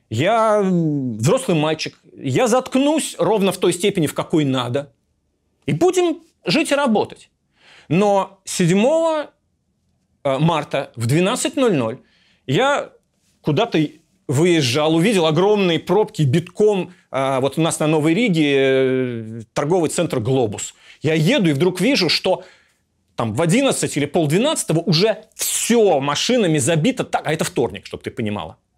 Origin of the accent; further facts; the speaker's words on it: Russia; moved away as an adult; now in Istanbul, Turkey; Потому что я сбежал из России в Стамбул, я себя называю Russian Refugee, то есть беглец из России.